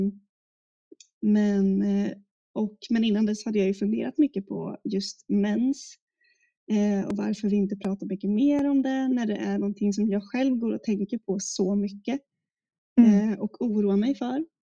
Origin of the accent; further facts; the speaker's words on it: Gotland, Sweden; där jag kommer ifrån också, på Gotland